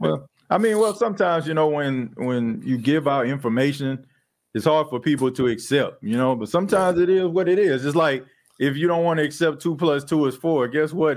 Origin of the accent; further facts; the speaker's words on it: New Orleans, Louisiana, United States; I was born and raised in New Orleans